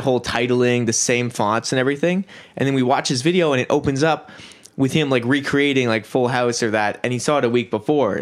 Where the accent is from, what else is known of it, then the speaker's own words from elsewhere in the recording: Kelowna, British Columbia, Canada; I was born in Kelowna, and I guess yeah, we all went to the same elementary school, Watson Road